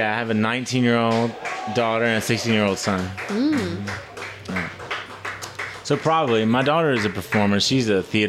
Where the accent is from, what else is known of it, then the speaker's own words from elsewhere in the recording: New Orleans, Louisiana, United States; I'm from New Orleans.